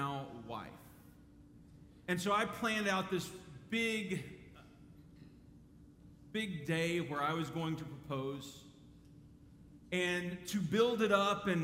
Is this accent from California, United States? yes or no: no; Dallas, Texas, United States; I grew up in Dallas